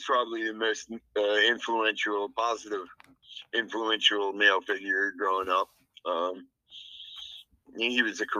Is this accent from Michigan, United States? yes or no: no; El Paso, Texas, United States; I'm originally from El Paso, Texas. I come from a military family, so I'm always been a nomad, like traveling all over and living all over the world.